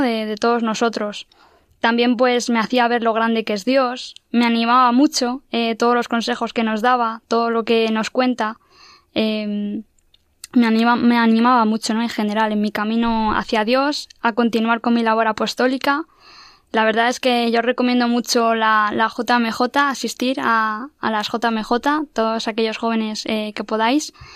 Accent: Madrid, Community of Madrid, Spain; soy de aquí de Madrid

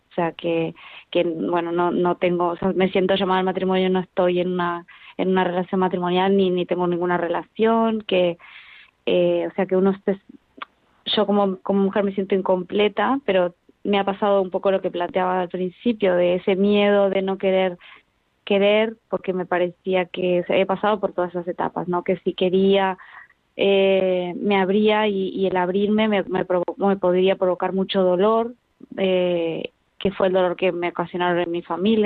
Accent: Argentina; now in Spain; yo soy argentina, después nos vinimos para acá

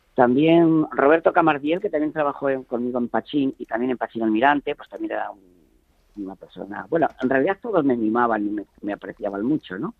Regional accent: San Esteban de la Sierra, Castile and León, Spain; moved away; yo de pequeñito, cuando vivía en mi pueblo

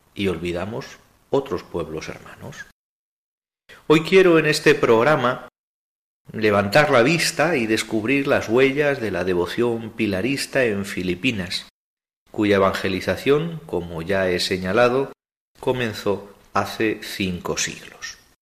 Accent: Zaragoza, Aragon, Spain; soy de Zaragoza y pilarista

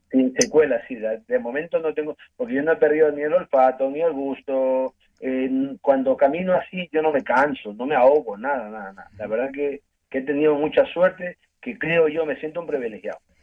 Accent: Ecuador; moved away as an adult; now in Spain; yo soy de Ecuador yo llevo casi 20 años en España

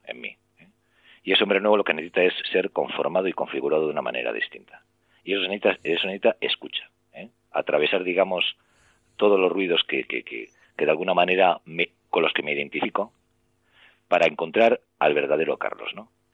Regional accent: Santander, Cantabria, Spain; moved away; regresé a mi, a Santander, yo soy de Santander

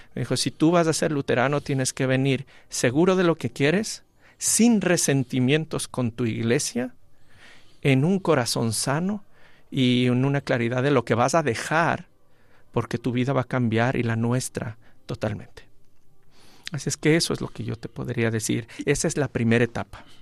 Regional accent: Ecuador; moved away as an adult; now in Spain; desde mi tierra acá, antes como laico, luego como pastor y ahora aquí en España

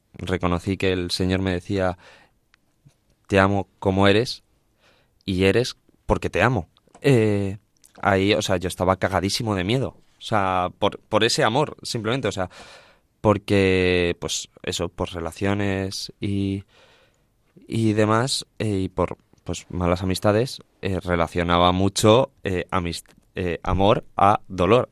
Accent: Villafranca del Bierzo, Castile and León, Spain; mi pueblo, Villafranca del Bierzo, en el Camino de Santiago francés

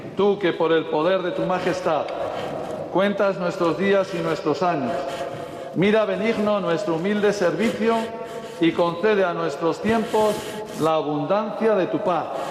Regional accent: Burgos, Castile and León, Spain; now in Galicia, Spain; de mi tierra burgalesa

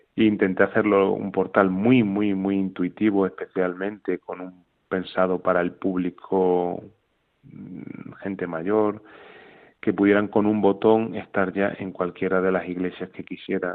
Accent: Extremadura, Spain; yo soy extremeño, vivo cerca de Guadalupe

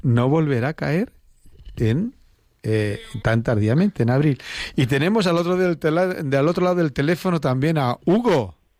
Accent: Andalusia, Spain; now in Madrid, Spain; soy de origen andaluz

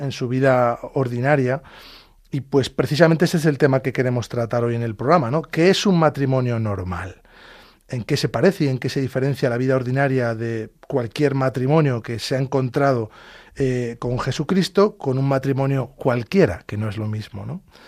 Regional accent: Talavera de la Reina, Castilla-La Mancha, Spain; Nacimos y vivimos en Talavera de la Reina, provincia de Toledo.

